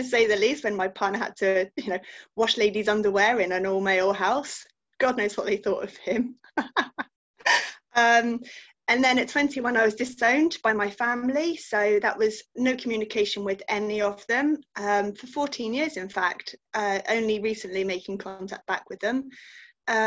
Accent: Gloucester, South West England, United Kingdom; I'm from Gloucester in the UK.

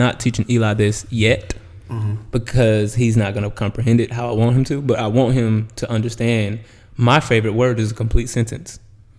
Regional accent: Florida, United States; Because growing up in the South, you don't understand boundaries until you hit like 25. In the age group of me, not like people that came after like my age group, because I'm 31. So when I was like 20, 21, if I was in Florida

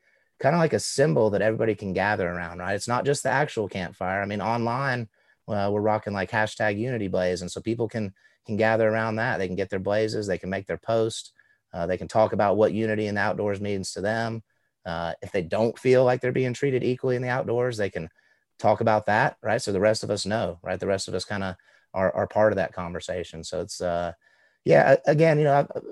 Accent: Southeast, United States; born or raised there

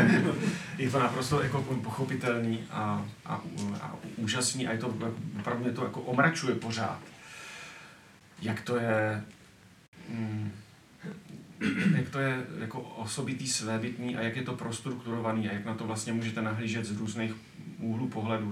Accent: Czechia; My jako Češi

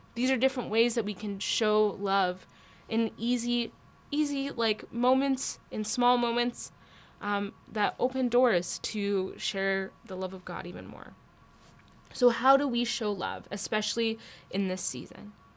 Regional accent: Alberta, Canada; I grew up in Alberta

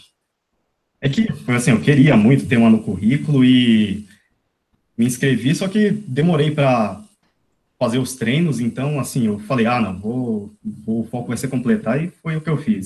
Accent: São Bernardo do Campo, São Paulo, Brazil; Eu sou de São Bernardo

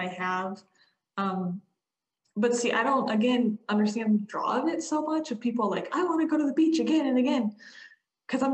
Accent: Ohio, United States; I grew up in Ohio

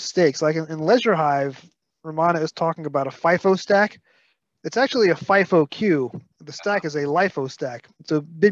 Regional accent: New York City, New York, United States; accent: Brooklyn; I just speak in pure Brooklyn

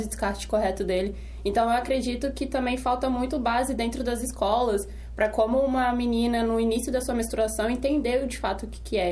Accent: Serra, Espírito Santo, Brazil; moradora da Serra

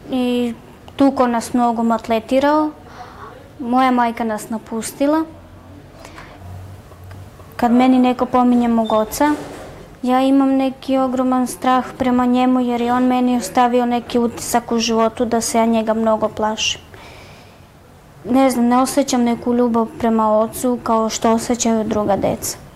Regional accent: Lebane, Southern and Eastern Serbia, Serbia; moved away; ja sam iz Leskovca, okolina Leskovca Lebane. Živela sam tamo sa roditeljima

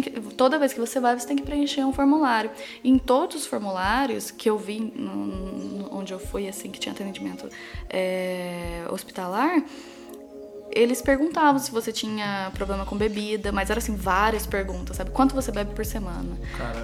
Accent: Brazil; moved away as an adult; also born or lived in Newcastle; eu sou brasileira

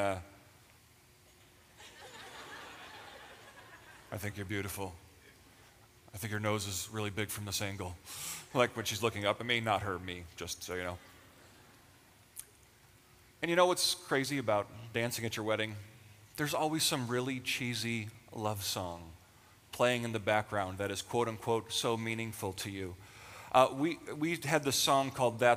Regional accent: Western New York, United States; moved away as an adult; now in Pennsylvania, United States; We actually got married and moved to Pennsylvania. We're from Western New York

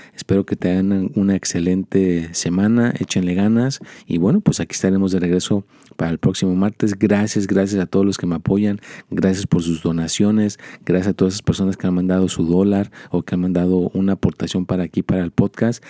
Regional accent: Mexico; now in United States; yo soy mexicano

